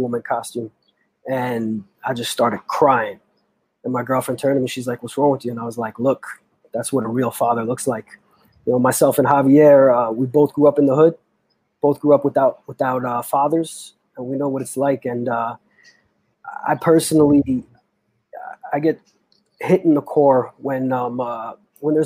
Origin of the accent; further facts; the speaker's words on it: New York City, New York, United States; I am born and raised in New York City